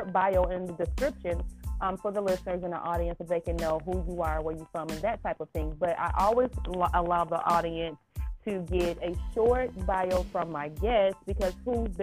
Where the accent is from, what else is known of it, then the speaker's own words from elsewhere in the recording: Kosciusko, Mississippi, United States; moved away; That is where I'm initially from. I originated from Mississippi, Kosciuszko, Mississippi, actually. That's my hometown.